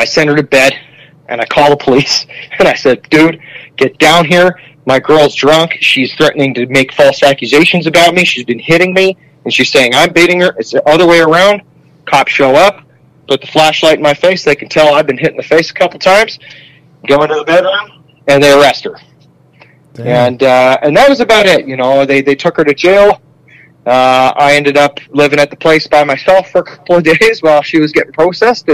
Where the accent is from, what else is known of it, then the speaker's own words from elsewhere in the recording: Ontario, Canada; accent: Canadian; I am from Ontario